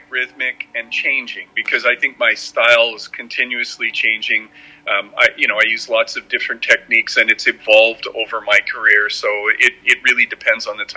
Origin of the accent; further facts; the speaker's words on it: Manitoba, Canada; moved away as an adult; also born or lived in Red River, Manitoba; now in Vancouver, Canada; I grew up and worked in Manitoba for much of my career, and my family's there